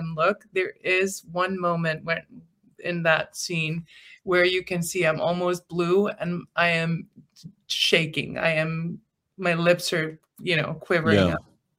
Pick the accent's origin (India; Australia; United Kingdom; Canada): United Kingdom; England; this is my natural I'm English.